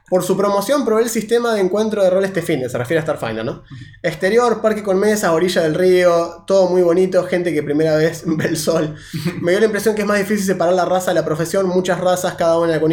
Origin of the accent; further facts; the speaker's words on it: Argentina; somos argentinos